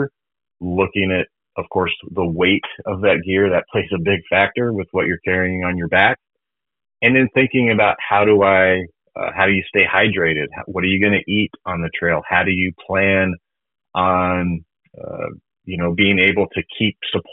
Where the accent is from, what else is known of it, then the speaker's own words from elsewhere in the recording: Colorado, United States; I grew up in Colorado, and so just being, you know, near the mountains